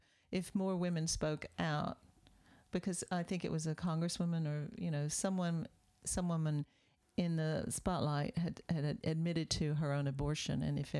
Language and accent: English; Deep South, United States; When I was growing up in the Deep South in the 50s